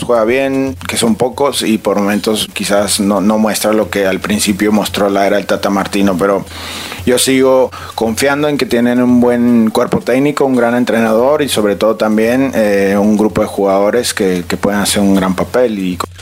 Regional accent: Mexico; soy este mexicano

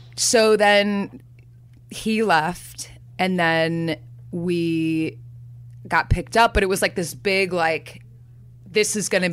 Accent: Chicago, Illinois, United States; now in Hoboken, United States; I grew up in Chicago where Laurie Metcalf was like a goddess

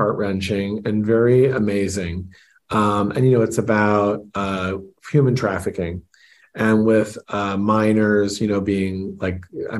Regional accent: United States; being born in this country.

